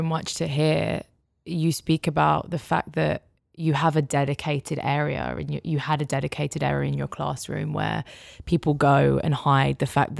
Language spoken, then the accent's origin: English; London, United Kingdom; I'm from London, I'm from the UK